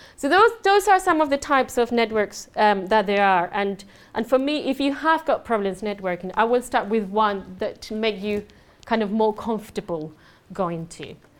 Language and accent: English; Andalusia, Spain; English is a second language; moved away; I'm um, Spanish. I do have an accent